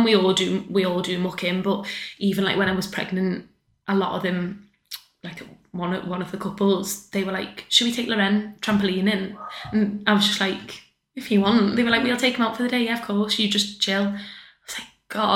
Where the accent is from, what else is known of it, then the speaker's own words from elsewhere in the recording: Crosby, North West England, United Kingdom; also born or lived in West Derby; I am originally from Crosby, so all my family and my kind of friendship group are Crosby, Formby, Southport.